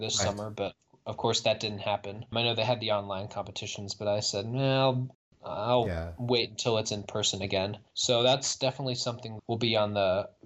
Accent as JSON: {"language": "English", "region": "Indiana", "country": "United States", "said": "it was in my home state"}